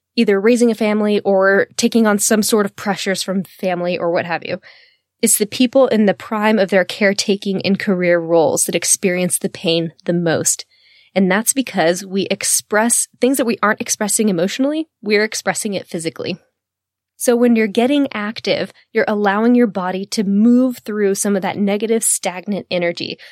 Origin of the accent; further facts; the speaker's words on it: the South, United States; I'm from the South